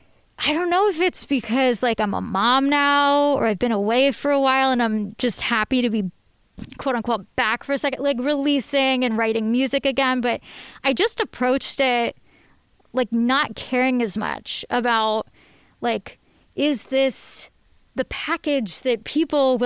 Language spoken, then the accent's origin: English; Livingston, New Jersey, United States; I grew up in New Jersey, in suburban New Jersey, not far from here. I grew up in Livingston.